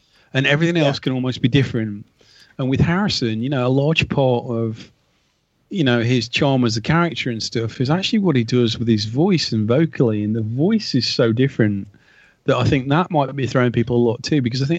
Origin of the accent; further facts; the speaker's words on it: United Kingdom; as a Brit